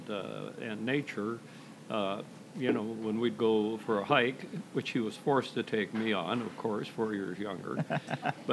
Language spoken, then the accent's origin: English; Everett, Washington, United States; I grew up in Everett, Washington